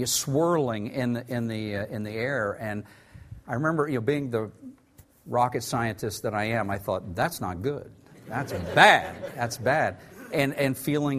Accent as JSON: {"language": "English", "town": "Tulsa", "region": "Oklahoma", "country": "United States", "tie": "born or raised there", "said": "I grew up in Tulsa, Oklahoma"}